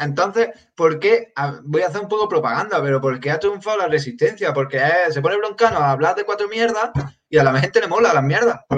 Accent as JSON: {"language": "Spanish", "town": "Granada", "region": "Andalusia", "country": "Spain", "said": "soy de Granada"}